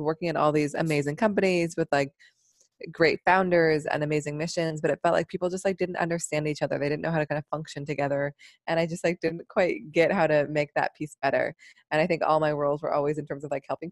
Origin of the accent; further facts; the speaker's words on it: Seattle, Washington, United States; now in New York City, United States; I'm from Seattle